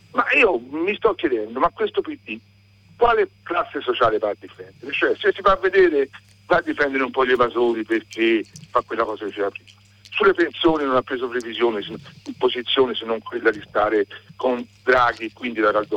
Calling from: Florence, Tuscany, Italy

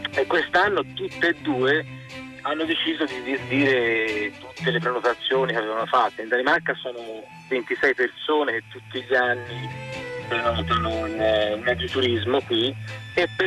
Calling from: Florence, Tuscany, Italy; siamo da Firenze. Vivo nel Chianti e lavoro a Firenze, insomma la nostra zona eh, vive e respira alla fine di turismo.

